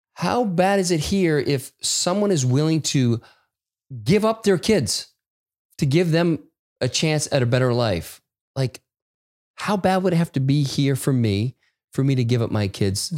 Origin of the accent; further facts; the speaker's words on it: United States; I felt this shame about being an American